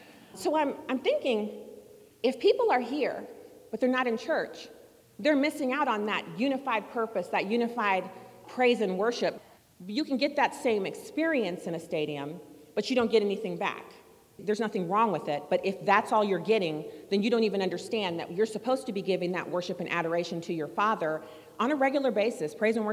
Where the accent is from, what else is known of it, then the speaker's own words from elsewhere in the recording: Germany; now in United States; And then, so I grew up in Germany, no baseball stadiums there.